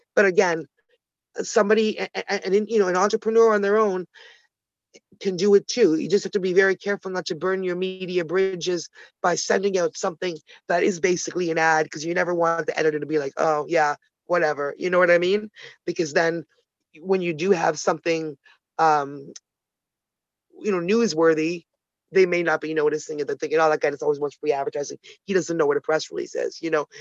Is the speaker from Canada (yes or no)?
yes; Toronto, Ontario, Canada; also born or lived in Ottawa, Canada; I'm Canadian, originally born in Ottawa, the nation's capital. Toronto girl